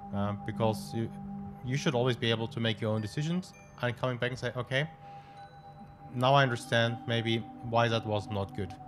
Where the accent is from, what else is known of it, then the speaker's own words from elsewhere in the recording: Stuttgart, Baden-Württemberg, Germany; moved away as an adult; also born or lived in Cairo, Egypt; now in Petaling Jaya, Malaysia; I grew up in Stuttgart, okay. a city in the south of uh, Germany